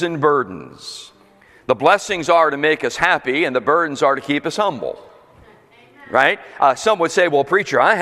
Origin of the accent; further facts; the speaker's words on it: Philadelphia, Pennsylvania, United States; also born or lived in Florida; now in New Jersey, United States; I was born and raised in Pennsylvania, Philadelphia born and raised in that area